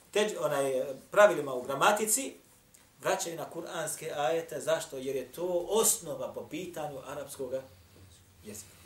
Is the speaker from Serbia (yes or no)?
no; Bosnia & Herzegovina; Kod nas u Bosni imate samo nekoliko kura hafiz.